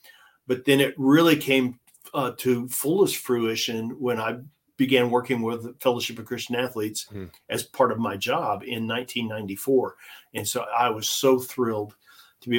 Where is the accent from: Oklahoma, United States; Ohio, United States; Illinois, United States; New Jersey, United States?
Illinois, United States; small town in Southern; I'm a high school jock in Southern Illinois